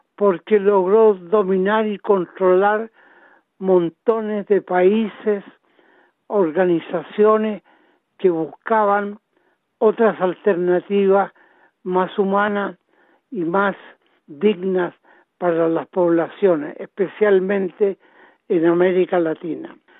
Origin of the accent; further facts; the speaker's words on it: Chile; now in Australia; nosotros como chilenos